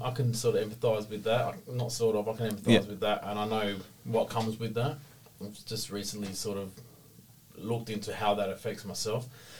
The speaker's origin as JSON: {"language": "English", "town": "Adelaide", "region": "South Australia", "country": "Australia", "tie": "born or raised there", "said": "Down where I grew up in Adelaide"}